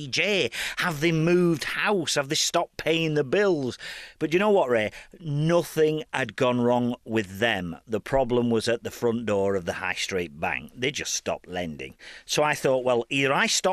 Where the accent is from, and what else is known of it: Burnley, North West England, United Kingdom